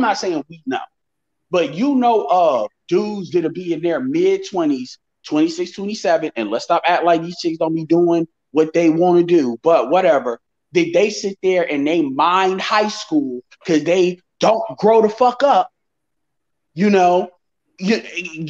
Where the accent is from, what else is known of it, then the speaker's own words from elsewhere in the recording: Chicago, Illinois, United States; I'm from Chicago